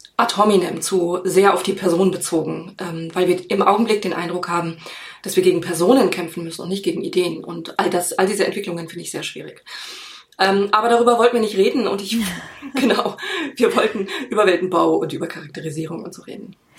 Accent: Germany; bei uns in Deutschland

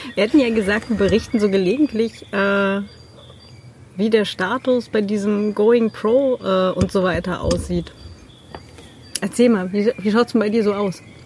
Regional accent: Germany; now in Vienna, Austria; da, wo ich herkomme. So ein 800 einwohner kaff im norddeutschen Vorharz.

